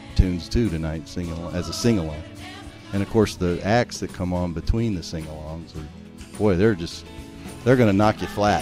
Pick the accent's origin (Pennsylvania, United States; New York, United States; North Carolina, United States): North Carolina, United States; Winston-Salem; also born or lived in Springfield, Illinois; now in Illinois, United States; I'm from Winston-Salem originally, but I live in a little town south